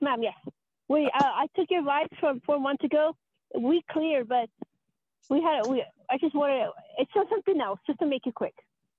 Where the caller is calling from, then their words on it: Colorado, United States; Hi, I'm from Colorado.